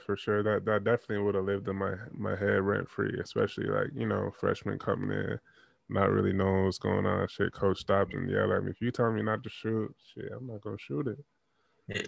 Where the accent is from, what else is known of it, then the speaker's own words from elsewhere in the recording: Toronto, Ontario, Canada; I'm from Toronto and I was out in Nova Scotia, so that's that's out east.